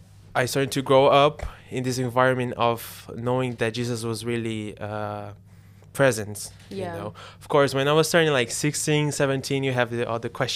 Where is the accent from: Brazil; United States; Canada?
Brazil; English is a second language; now in London, United Kingdom; I'm originally from Brazil. Sorry for my accent. I'm studying at Greenwich University in London.